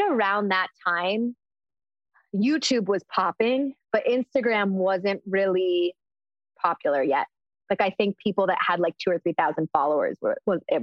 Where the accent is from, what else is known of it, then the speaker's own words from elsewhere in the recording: Chicago, Illinois, United States; I grew up in Chicago